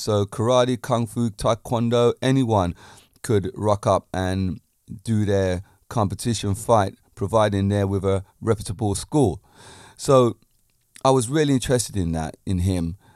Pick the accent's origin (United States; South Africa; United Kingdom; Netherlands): United Kingdom; Being a Brit myself